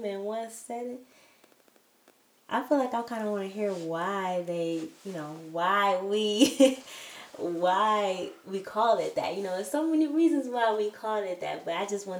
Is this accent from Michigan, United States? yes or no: yes; Detroit, Michigan, United States; moved away as an adult; also born or lived in DR; We're also from the Detroit area